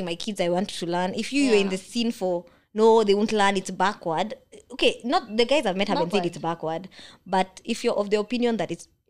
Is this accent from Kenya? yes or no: yes; Kenya; first language Kikuyu; Stop speaking my mother tongue. But then the older I've gotten, I'm like, I can't communicate with my elders. Because they're talking to me in Kikuyu.